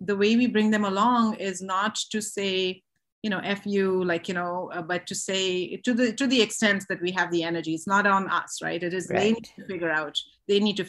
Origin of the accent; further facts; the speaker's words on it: India; moved away; I was raised in India, where there's such a culture of shame and silence around sexuality and sex